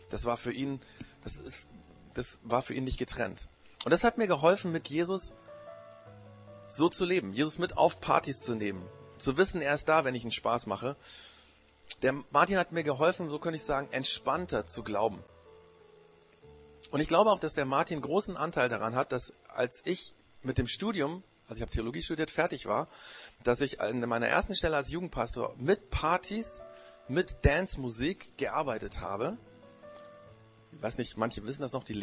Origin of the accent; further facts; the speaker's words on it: Japan; now in Germany; Das Problem war nur, in dem Land, wo ich aufgewachsen bin, war ich auch der Ausländer. Da wurde ich immer Gaijin genannt. Das ist der japanische, das japanische Schimpfwort für Ausländer.